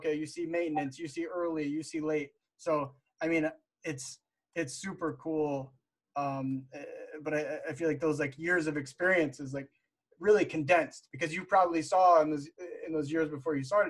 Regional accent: United States; I'm an American working for a Ukrainian software development firm

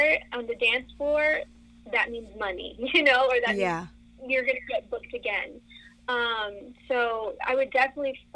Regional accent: Rio Hondo, Texas, United States; now in Austin, United States; I grew up in the Rio Grande Valley in a town called Rio Hondo

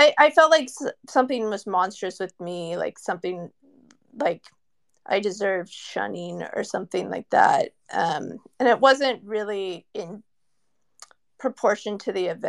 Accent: Silicon Valley, California, United States; I'm from Silicon Valley, and everyone in my family is an engineer, my brother, my parents.

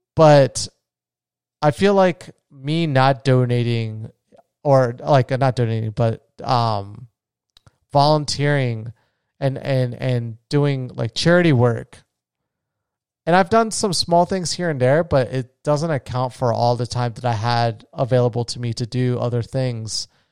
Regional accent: Florida, United States; my home state of Florida

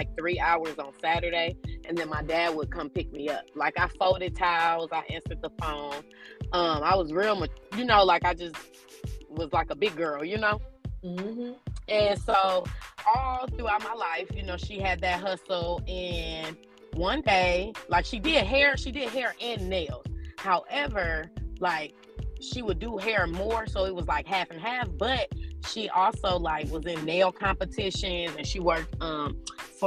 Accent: Illinois, United States; moved away; I grew up in a little town in Illinois. Whoop, I'm a Midwest girl.

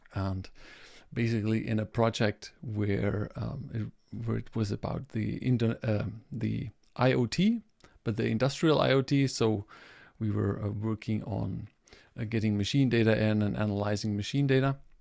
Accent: Germany; I'm coming from Germany

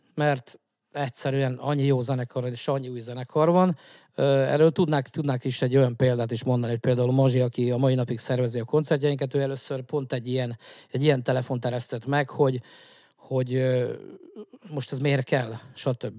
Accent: Zala, Hungary; zalaiak vagyunk

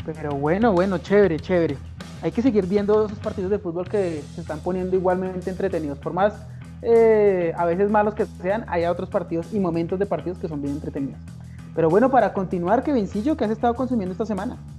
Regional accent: Bogotá, Bogotá Capital District, Colombia; soy un pésimo bogotano

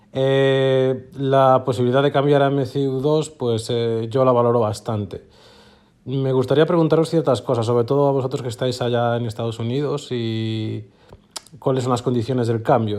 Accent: A Coruña, Galicia, Spain; soy de Coruña

